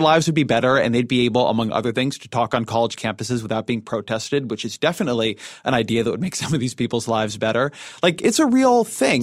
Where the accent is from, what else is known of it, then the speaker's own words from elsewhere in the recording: Orange County, California, United States; moved away; running in my hometown house district, uh, where I grew up